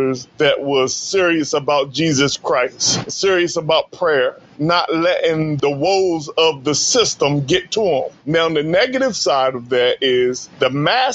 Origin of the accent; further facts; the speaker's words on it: Sussex County, Delaware, United States; I grew up in Sussex County, Delaware